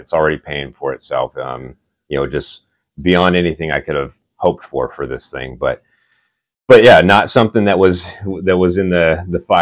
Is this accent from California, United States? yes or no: yes; Oceanside, California, United States; moved away as an adult; now in Augusta, Georgia, United States; I grew up in Oceanside, which is like North San Diego County.